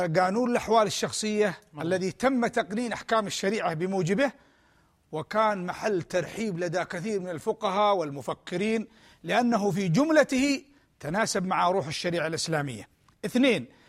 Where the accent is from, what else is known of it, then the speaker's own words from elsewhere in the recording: Yemen; بلادنا اليمن